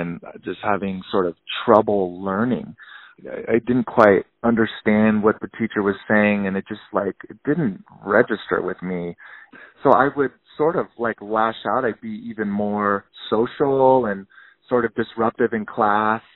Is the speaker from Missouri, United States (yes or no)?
no; Tahoe City, California, United States; also born or lived in Truckee, California; I was born in Truckee, raised in Tahoe City. So I'm actually a native to Tahoe, which is super rare.